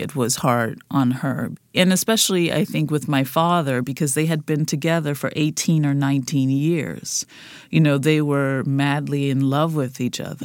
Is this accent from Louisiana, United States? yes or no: yes; New Orleans, Louisiana, United States; Growing up in the Yellow House